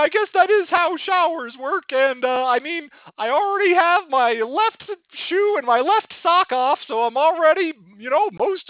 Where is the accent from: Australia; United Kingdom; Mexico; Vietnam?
Australia; I don't know anything about Turkey Day because I'm from Australia.